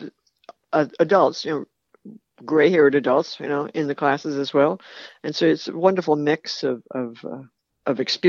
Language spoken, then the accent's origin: English; New York City, New York, United States; I grew up in New York City after the war